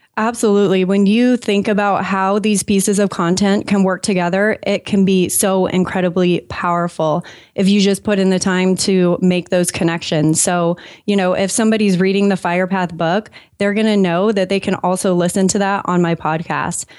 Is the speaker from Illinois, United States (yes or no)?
no; San Diego, California, United States; moved away as an adult; also born or lived in San Francisco / Los Angeles / Maine; I was raised in San Diego